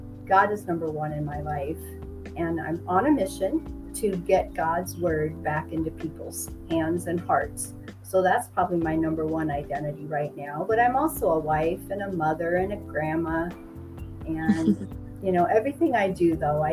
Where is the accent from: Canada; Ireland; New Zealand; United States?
United States; Midwest; moved away as an adult; now in Mexico; I grew up in the Midwest